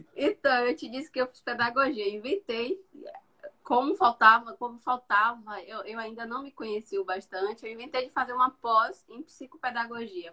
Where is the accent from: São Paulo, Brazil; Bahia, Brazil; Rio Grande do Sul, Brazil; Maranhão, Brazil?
Bahia, Brazil; southern; moved away; eu sou do sul da Bahia